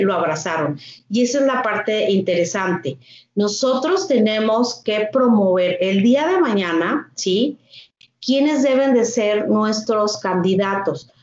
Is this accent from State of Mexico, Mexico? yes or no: no; Torreón, Coahuila, Mexico; also born or lived in Monterrey; soy de Torreón, Coahuila